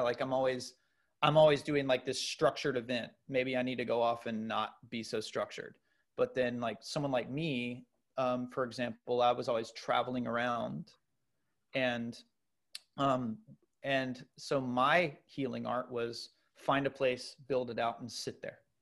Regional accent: United States; as an American

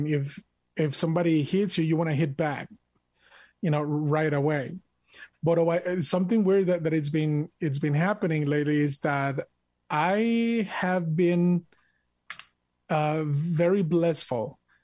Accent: Mexico; English is a second language; now in United States; I am proud to be an American, even though I was born and raised in Mexico. I'm an immigrant

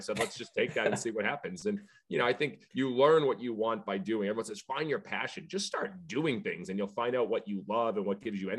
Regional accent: Scituate, Massachusetts, United States; I grew up in Scituate, Mass, South Shore, played for the South Shore Baseball Club.

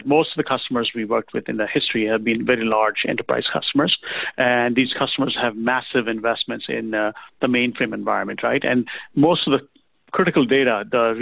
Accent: Kenya; also born or lived in England; now in United States; I was born in Kenya, raised there, grew up in England, started working there, came to the U.S. in 1988

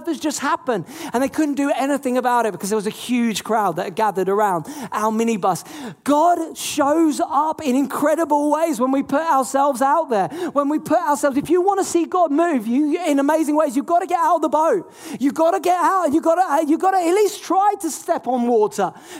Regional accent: England, United Kingdom; I'm not American, I'm English.

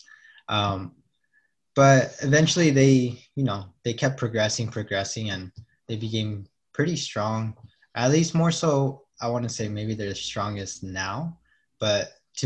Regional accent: Fillmore, California, United States; I grew up in Fillmore

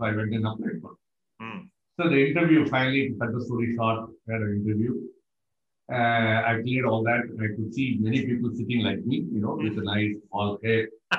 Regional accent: Thiruvananthapuram, Kerala, India; moved away as an adult; also born or lived in Mumbai; now in Singapore; ready to leave from Trivandrum, my hometown to Mumbai.

